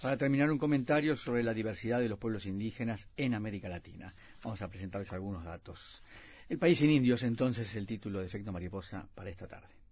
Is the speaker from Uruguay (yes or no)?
yes; Uruguay